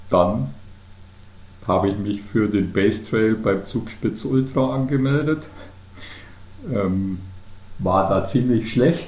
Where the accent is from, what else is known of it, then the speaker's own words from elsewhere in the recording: Unterallgäu, near Kaufbeuren, Bavaria, Germany; now in Pfronten, Germany; gebürtiger Allgäuer, allerdings aus dem Unterallgäu, aus der Nähe von Kaufbeuren